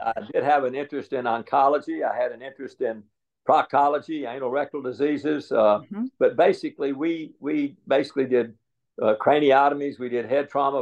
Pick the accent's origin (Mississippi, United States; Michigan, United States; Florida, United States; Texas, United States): Mississippi, United States; Jackson; moved away as an adult; also born or lived in Nashville, Tennessee; I was born here, uh, but uh, I grew up in Jackson, Mississippi. So third grade to twelfth grade, I was in Jackson, Mississippi.